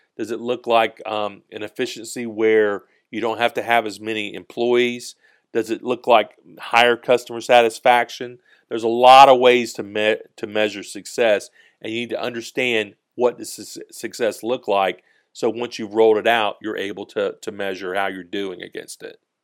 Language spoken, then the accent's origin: English; Georgia, United States; we're from the South in Georgia